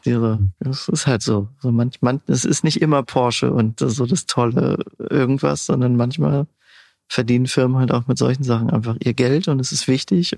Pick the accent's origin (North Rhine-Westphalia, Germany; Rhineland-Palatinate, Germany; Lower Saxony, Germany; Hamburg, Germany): North Rhine-Westphalia, Germany; Siegerland; moved away as an adult; also born or lived in Pforzheim / Stuttgart / Kaiserslautern; Ursprünglich komme ich aus dem Siegerland, aus dem wunderschönen kleinen Ort Bad Larsve, ein Luftkurort.